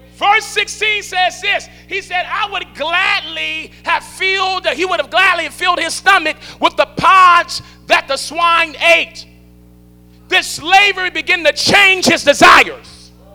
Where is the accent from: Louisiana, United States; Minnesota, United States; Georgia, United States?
Louisiana, United States; New Orleans; I come from New Orleans, Louisiana